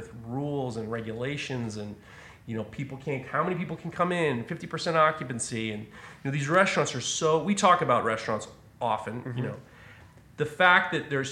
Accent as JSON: {"language": "English", "town": "New York City", "region": "New York", "country": "United States", "tie": "born or raised there", "said": "I'm growing up in New York City, there was... When I was a kid, there were an explosion of Chinese food restaurants"}